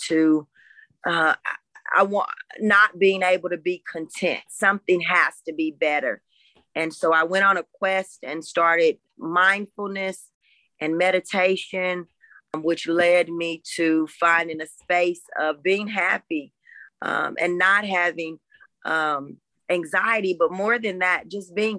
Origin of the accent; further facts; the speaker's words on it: Raytown, Missouri, United States; I'm from Kansas City, Missouri